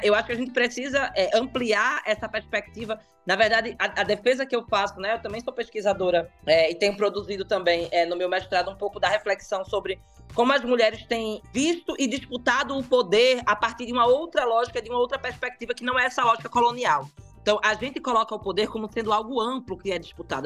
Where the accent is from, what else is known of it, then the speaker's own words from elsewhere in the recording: Pernambuco, Brazil; eu sou pernambucana